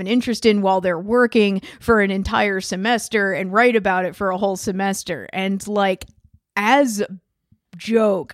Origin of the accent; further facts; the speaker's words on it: Philadelphia, Pennsylvania, United States; moved away as an adult; also born or lived in Bushwick, Brooklyn; now in Brooklyn, United States; I'm from Philly.